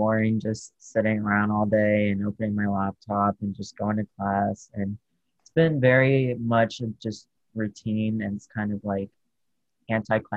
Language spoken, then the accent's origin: English; Houston, Texas, United States; I'm from Houston, Texas